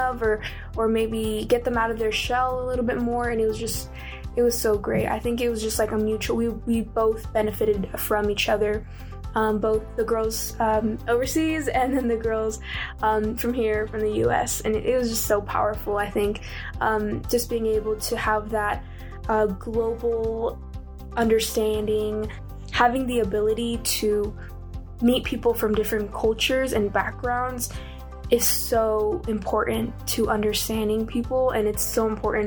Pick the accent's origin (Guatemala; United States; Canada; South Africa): United States; I'm from the United States